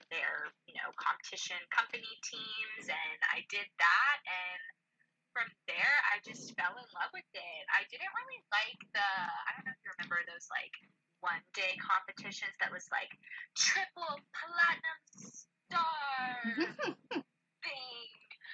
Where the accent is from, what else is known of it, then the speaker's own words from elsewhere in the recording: Memphis, Tennessee, United States; So, unfortunately, but fortunately, my family moved to Birmingham. I was originally from Memphis, Tennessee